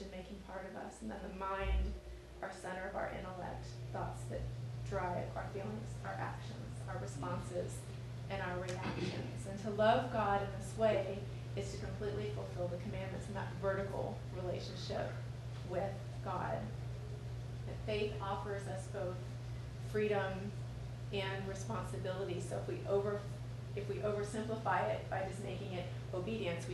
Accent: Lewiston, Maine, United States; I'm from Lewiston too

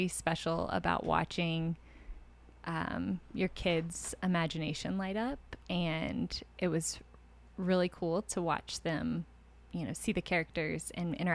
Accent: Richmond, Virginia, United States; I grew up in Richmond

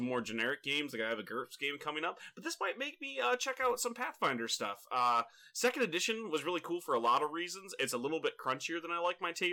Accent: Michigan, United States; I grew up in Michigan

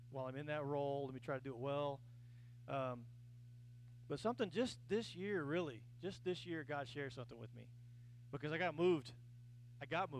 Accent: Kansas, United States; also born or lived in Texas; now in Oklahoma, United States; I'm originally from Kansas, not Oklahoma

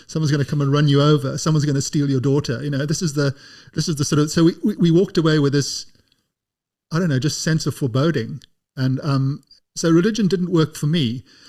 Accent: South Africa; I grew up in South Africa.

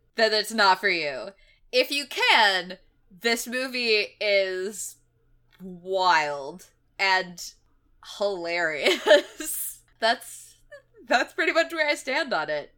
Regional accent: Knoxville, Tennessee, United States; my hometown of Knoxville, Tennessee

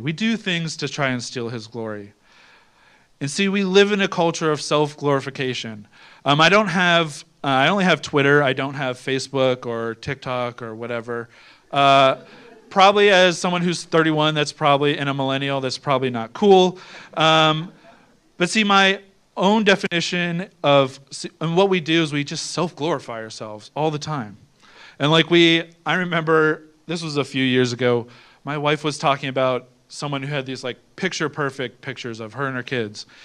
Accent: Ohio, United States; I'm from Ohio.

